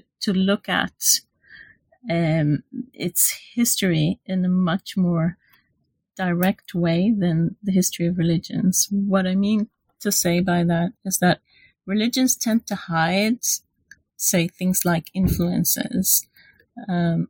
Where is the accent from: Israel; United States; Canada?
Israel; moved away as an adult; now in London, United Kingdom; I'm from Israel. So I did my undergraduate and MA in Israel.